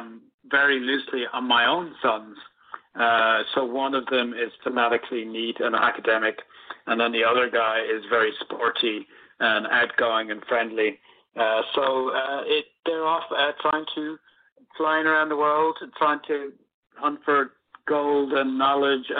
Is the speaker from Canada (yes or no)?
no; Ireland; when I was going to school back in the 70s and 80s, there really was only one culture in Ireland